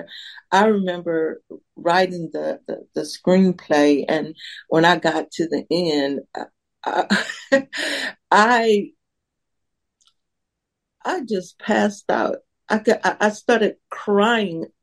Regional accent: Mobile, Alabama, United States; now in Atlanta, United States; I'm from Mobile, Alabama

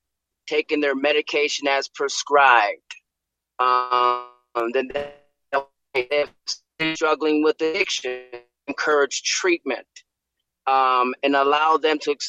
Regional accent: Milwaukee, Wisconsin, United States; Born and raised in Milwaukee, Wisconsin, inner city, South Side.

